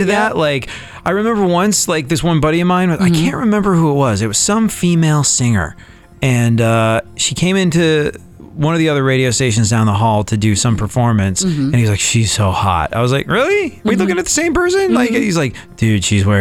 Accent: England, United Kingdom; also born or lived in Houston; now in United States; I grew up in England

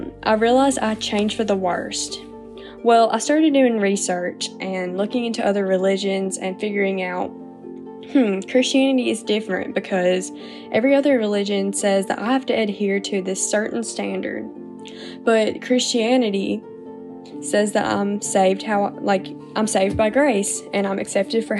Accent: North Alabama, United States; I'm 20 years old and I'm from North Alabama.

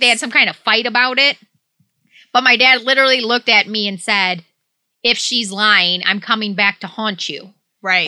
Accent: Detroit, Michigan, United States; moved away; I grew up in Southeast Michigan, like Detroit area

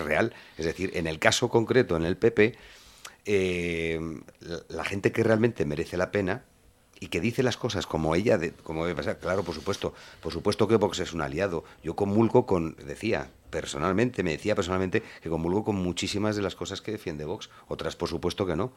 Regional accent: Madrid, Community of Madrid, Spain; yo también me he criado en ese barrio

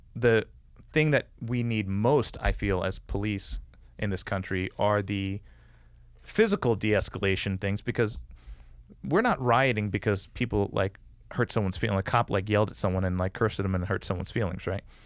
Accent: New York City, New York, United States; moved away; my mom moved to this neighborhood on Staten Island

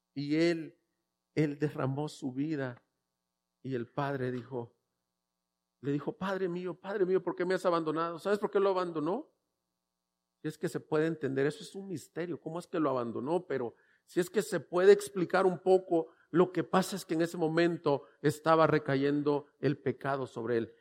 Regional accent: El Salvador; also born or lived in El Paso, Texas / Louisville, Kentucky; now in Ciudad Juárez, Mexico; yo soy salvadoreño

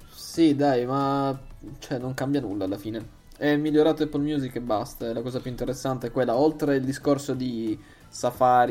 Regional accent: Bari, Apulia, Italy; usiamo la nostra lingua franca, almeno noi tre baresi

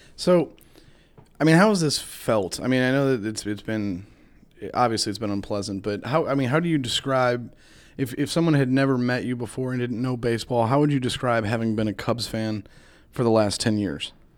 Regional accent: Chicago area, Illinois, United States; now in Missouri, United States; I grew up in Chicago, like, you did around the area, not in the city

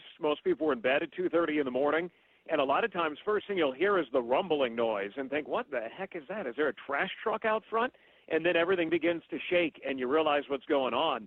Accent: Bay Area, California, United States; moved away; I grew up in the Bay Area

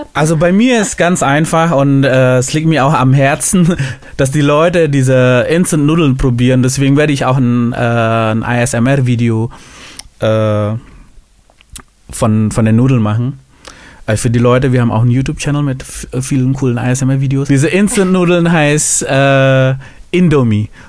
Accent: Indonesia; moved away; ich komme ja aus Indonesien

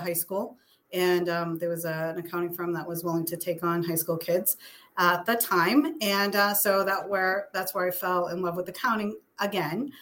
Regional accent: Methuen, Massachusetts, United States; also born or lived in Boston / South Shore, Massachusetts; now in Stoughton, United States; I grew up in Methuen

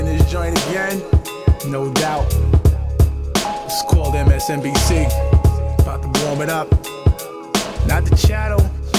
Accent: Mount Vernon, New York, United States; I did this cause I'm from Mount Vernon.

